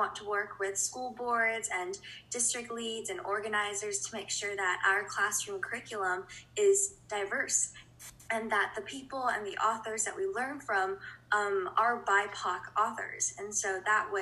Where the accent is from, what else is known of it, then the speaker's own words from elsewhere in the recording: Los Angeles, California, United States; moved away as an adult; now in Chicago, United States; I'm originally from Los Angeles, and I identify as Chinese American, so my entire family is Chinese